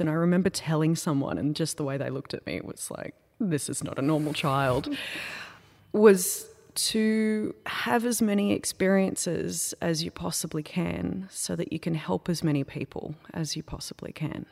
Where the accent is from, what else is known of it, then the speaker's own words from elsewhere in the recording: Wurrumbi, Australia; I grew up in a place called Wurrumbi. which no one has ever heard of.